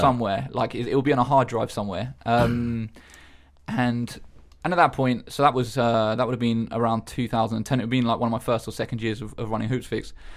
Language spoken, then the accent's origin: English; Eastbourne, South East England, United Kingdom; in Eastbourne growing up, um, we used to play on the seafront basketball courts